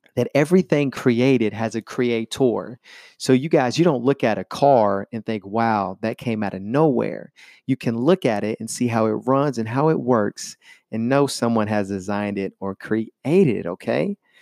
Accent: Chattanooga, Tennessee, United States; I am from Chattanooga, Tennessee, and that is in the United States of America

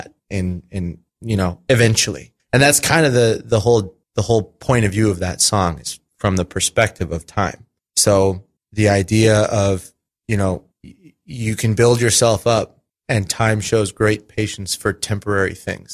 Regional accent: Arizona, United States; I was born in Arizona

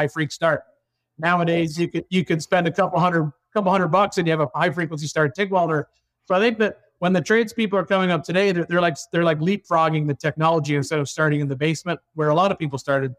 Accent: Canada; moved away; originally I'm from Canada

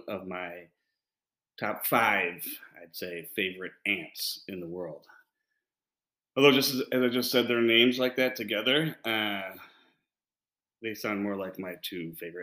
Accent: Illinois, United States; my home state of Illinois

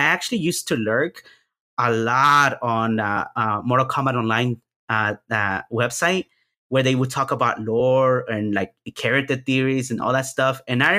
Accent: Houston, Texas, United States; there happened to be a local scene here in, because I'm from Houston, Texas.

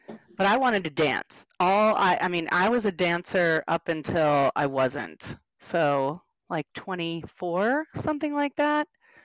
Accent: North Carolina, United States; born there; I mean, originally, I was born in North Carolina. I only lived there for like 6 months while my dad was going to grad school

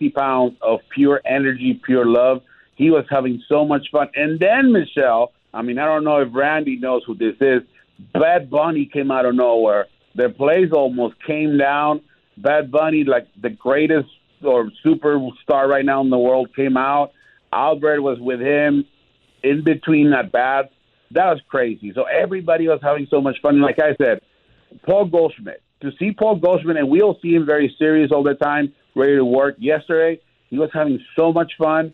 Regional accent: Tijuana, Baja California, Mexico; moved away; I grew up in Tijuana

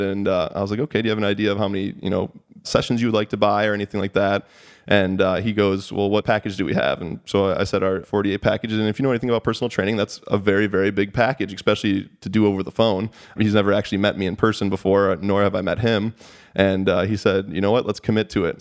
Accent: Sterling Heights, Michigan, United States; I grew up in, uh, Sterling Heights, Michigan.

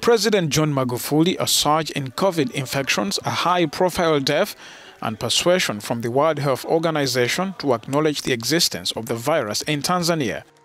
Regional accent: Nigeria; now in South Africa; As a Nigerian living in South Africa

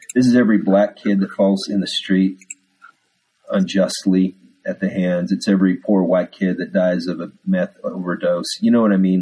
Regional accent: Texas, United States; accent: Texas; my Texas accent was coming through there

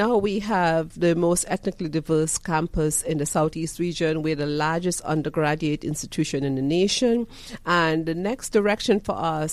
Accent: Trinidad & Tobago; also born or lived in Michigan / Indiana; now in Georgia, United States; I'm from Trinidad and Tobago. I grew up, you know, in very humble environments in Trinidad and Tobago as the last of 5 kids

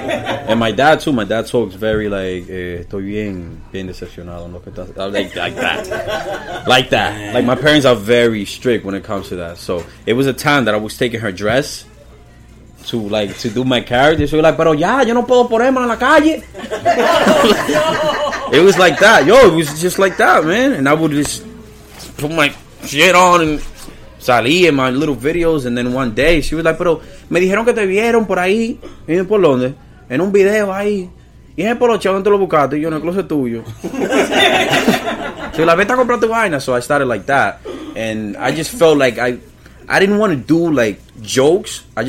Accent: New England, United States; That's New England. I'm from New England. New England, you know, it's a few states, so yeah.

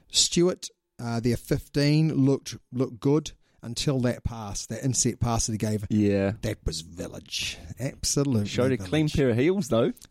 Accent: Australia; And it's going to be the Sunwolves because I'm an Australian.

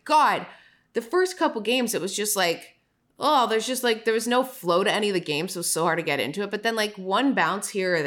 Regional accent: Toronto, Ontario, Canada; I'm from Toronto.

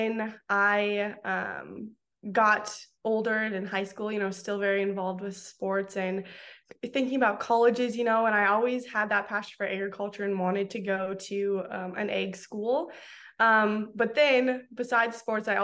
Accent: Crystal Springs, North Dakota, United States; moved away as an adult; I grew up in South Central North Dakota on my family's fourth generation commercial and cow-calf operation

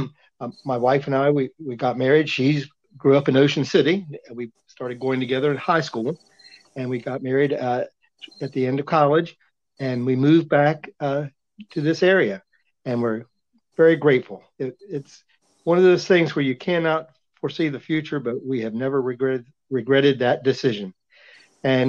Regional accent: Berlin, Maryland, United States; also born or lived in College Park, Maryland; I grew up here in Berlin, Maryland

